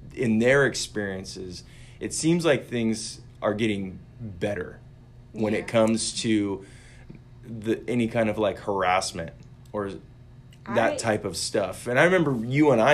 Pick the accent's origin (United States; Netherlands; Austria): United States; Oregon; we're three guys from Oregon